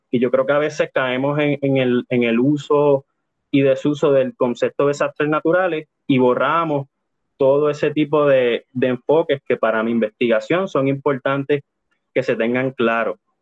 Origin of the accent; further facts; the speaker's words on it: Puerto Rico; nosotros como sujetos puertorriqueños